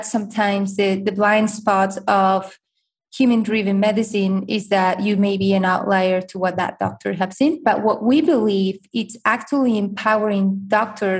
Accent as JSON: {"language": "English", "country": "Spain", "moved": "yes", "lives_now": "United States", "said": "I'm originally from Spain"}